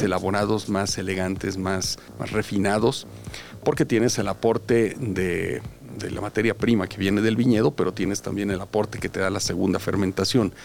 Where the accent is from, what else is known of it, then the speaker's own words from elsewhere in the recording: Los Altos de Jalisco, Mexico; la tierra de donde somos originarios, tanto la familia de mi esposa como mi familia